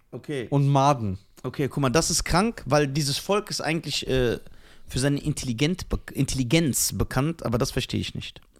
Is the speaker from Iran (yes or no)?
yes; Iran; Ja, ich bin doch Iraner.